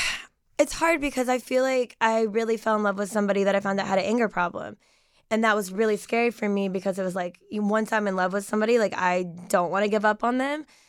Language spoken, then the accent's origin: English; Knoxville, Tennessee, United States; I'm from Knoxville, Tennessee. I lived there my entire life in the same house.